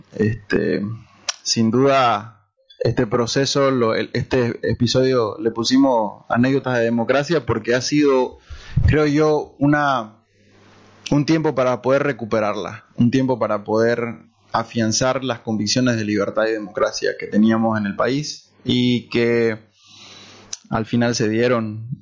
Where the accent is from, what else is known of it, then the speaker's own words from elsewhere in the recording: Bolivia; also born or lived in Santa Cruz; recordar nuestras, nuestras raíces, nuestra esencia, eh, como, como bolivianos